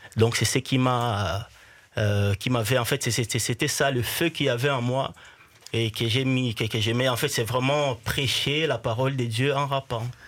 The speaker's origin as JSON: {"language": "French", "town": "Bukavu", "region": "South Kivu", "country": "DR Congo", "tie": "born or raised there", "said": "je suis né à Bukavu, qui est mhm. un peu le, toujours dans l'Est"}